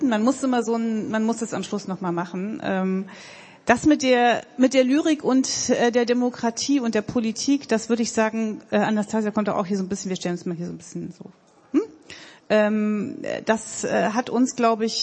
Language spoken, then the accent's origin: German; Gotha, Thuringia, Germany; ich komme aus einem Ort, aus, aus Gotha, wo man auch so ein Sächsisch spricht und äh, ich habe mir das drastisch abgewöhnt